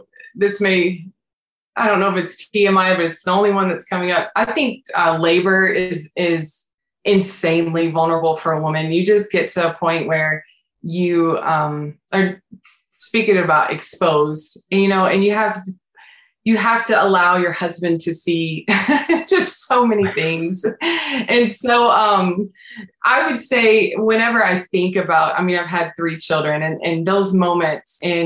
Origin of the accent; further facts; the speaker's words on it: the South, United States; moved away; I'm from the South